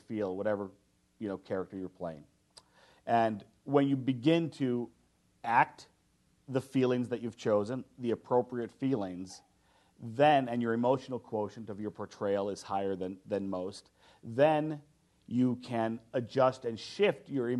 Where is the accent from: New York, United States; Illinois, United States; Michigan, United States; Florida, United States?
Illinois, United States; Chicago; I'm from Chicago